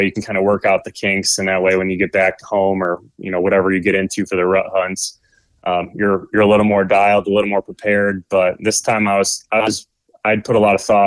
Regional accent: Michigan, United States; I'm originally from Michigan

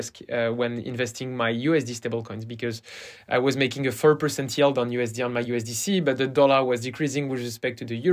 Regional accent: France; accent: French; English is a second language; also born or lived in Stanford, United States; So I'm French, and you will hear it from my accent.

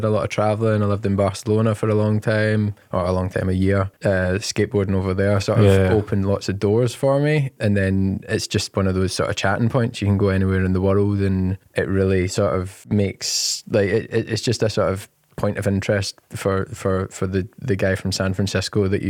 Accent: Glasgow, Scotland, United Kingdom; I grew up in the East End of Glasgow

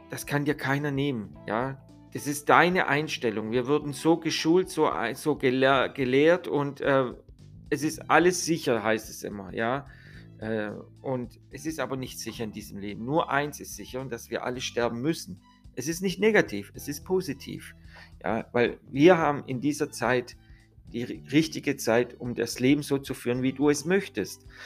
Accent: Italy; ich bin ja selber Italiener, ihr wisst ja

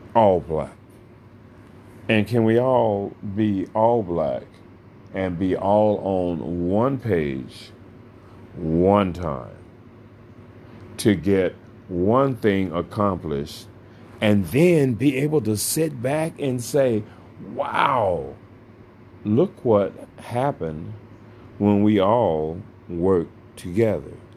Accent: United States; we are American citizens

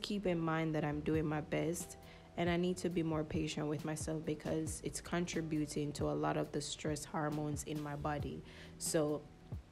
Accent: United States; also born or lived in Jamaica; I was born in Jamaica, but I was raised in America most of my childhood years.

